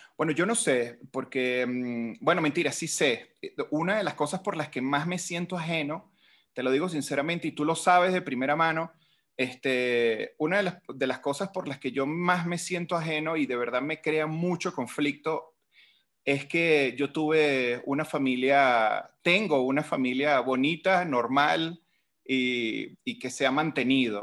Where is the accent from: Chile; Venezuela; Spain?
Venezuela; moved away as an adult; now in Mexico; yo salí de Venezuela con un plan